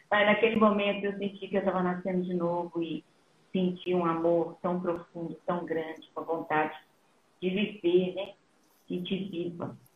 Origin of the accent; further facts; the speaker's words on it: São Paulo, Brazil; moved away as an adult; also born or lived in Minas Gerais; now in Spain; sou mineira, fui criada em São Paulo, né? No interior de São Paulo e na, na, na capital também.